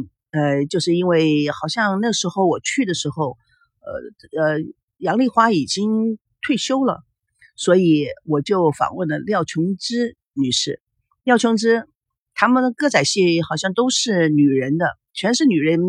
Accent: United States; also born or lived in Taiwan; now in China; 就说我是从美国来的，美国到了台湾，美国到了大陆，然后在美国。到了台湾以后，在台湾拍戏，在台湾成立了龙族剧院

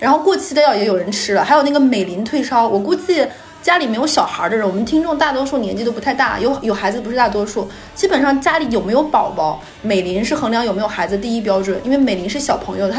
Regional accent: Northeast China, China; 大家知不知道我们东北人回老家是回哪儿啊？

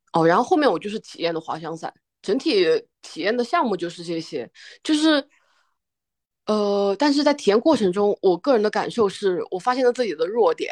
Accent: Guizhou, China; 作为一个贵州人，在贵州从来没有漂流过

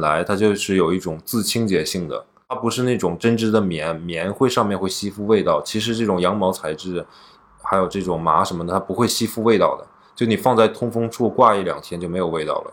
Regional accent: Northeast China, China; now in Shanghai, China; 在我们老家，现在好像我们家还没有空调，空调东北不需要

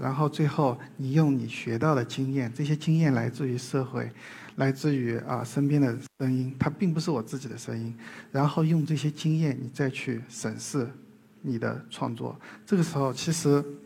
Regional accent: southern Jiangsu-Zhejiang area, China; accent: southern Mandarin; 我小时候就在江浙南边的一个非常小的村镇里生活，小时候，呃，跟表哥们上山下水的，呃，野孩子

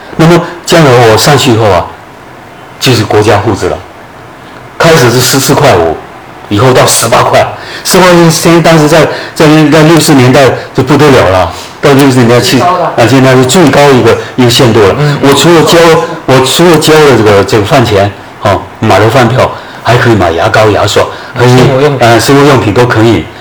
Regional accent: Guangdong, China; moved away as an adult; also born or lived in Beijing / Hunan / Fujian; 我长期以来从十八九岁出去，一直到五十六岁回来。回汕头

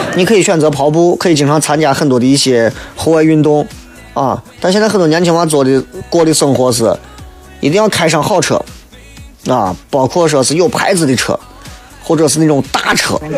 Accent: Shaanxi, China; 作为一个陕西人

